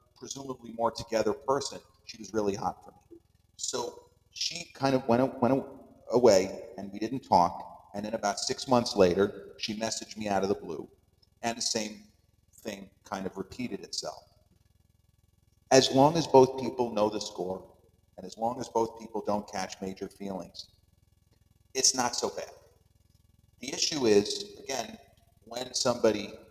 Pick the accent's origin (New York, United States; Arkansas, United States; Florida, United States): New York, United States; Long Island; accent: Long Island; my Long Island accent, which sometimes doesn't come across as strong as others